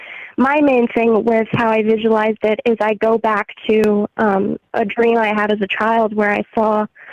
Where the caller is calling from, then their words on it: St. Louis, Missouri, United States; calling from St. Louis, Missouri.